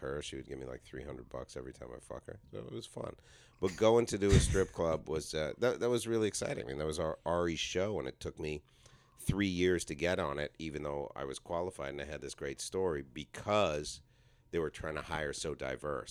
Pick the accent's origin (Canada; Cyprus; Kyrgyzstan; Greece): Canada; Toronto, Ontario; moved away; also born or lived in New York City, United States; I grew up middle class in Toronto